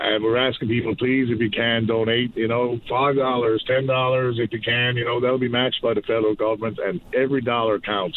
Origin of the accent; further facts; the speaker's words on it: Newfoundland and Labrador, Canada; I am to be from Newfoundland, Labrador